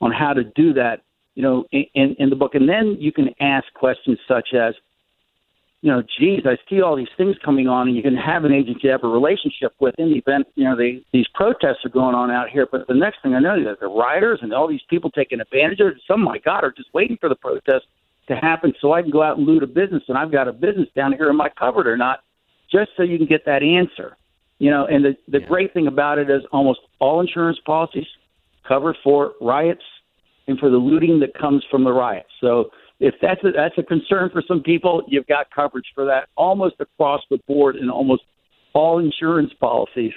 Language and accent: English; Tampa, Florida, United States; my hometown's here in Tampa